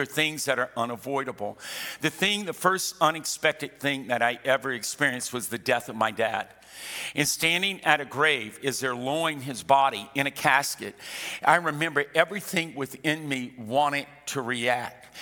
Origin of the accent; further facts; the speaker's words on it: South Louisiana, United States; I was born and raised in South Louisiana